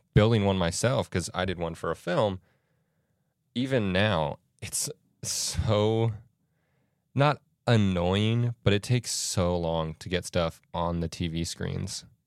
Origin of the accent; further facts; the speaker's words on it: Florida, United States; moved away; I'm from Florida